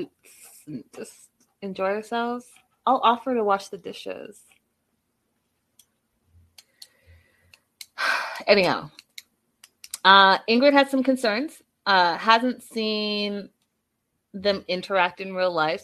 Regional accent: Canada; I'm Canadian

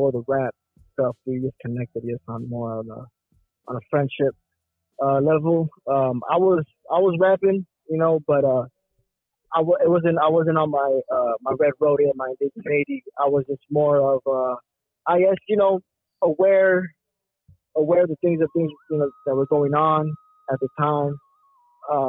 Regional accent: Inland Empire, California, United States; we're from the IE

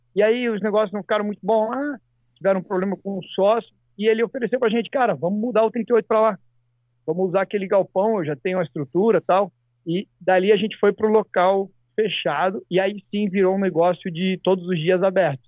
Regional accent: Santa Catarina, Brazil; now in United States; lá no meu estado, Santa Catarina

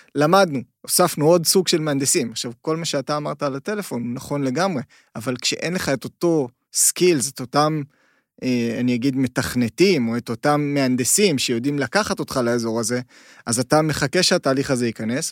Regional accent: Israel

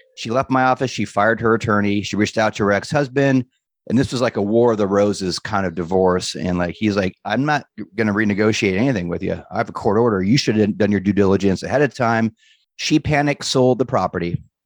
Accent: Los Angeles, California, United States; moved away as an adult; now in San Diego, United States; I'm born and raised in Southern California. I grew up in Venice

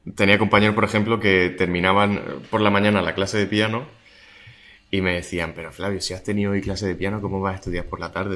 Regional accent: Murcia, Region of Murcia, Spain; mi tierra, ¿no? De donde he estado siempre

